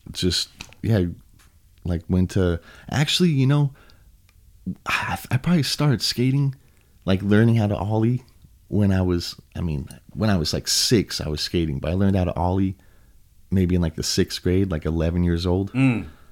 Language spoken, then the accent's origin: English; Huntington Beach, California, United States; also born or lived in Costa Mesa; I was born in Huntington. I lived in Costa Mesa for a sec, and then gotcha. back to Huntington. So ever since then, I grew up in Huntington